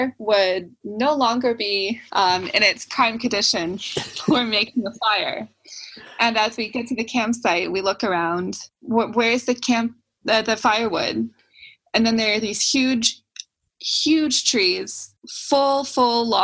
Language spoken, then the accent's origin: English; the Northwest, Pacific Northwest, United States; I'm from the Northwest in the US